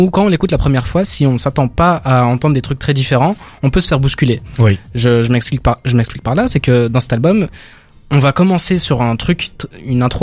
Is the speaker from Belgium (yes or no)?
yes; Belgium; en tant que Belge